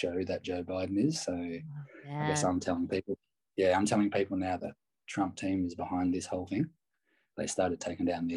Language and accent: English; Australia; I'm an Aussie